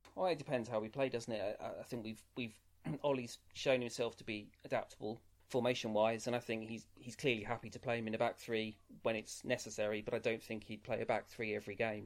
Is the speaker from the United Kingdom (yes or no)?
yes; England, United Kingdom; I've lived my life as an Englishman